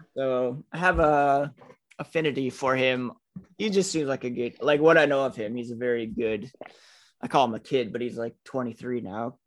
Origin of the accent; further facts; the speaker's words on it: Canada; me being Canadian